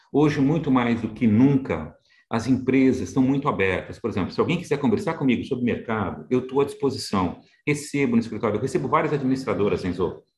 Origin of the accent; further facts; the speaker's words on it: Santos, São Paulo, Brazil; now in São Paulo, Brazil; sou de Santos, né? Então inicialmente nasci na cidade de Santos. Hoje estou mais em São Paulo, mas nasci na cidade de Santos.